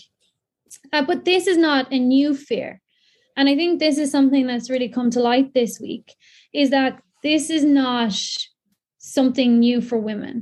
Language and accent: English; County Kildare, Ireland; I'm from North Kildare. I live very close to both the Royal and the Grand Canal. I've been using the canals all my life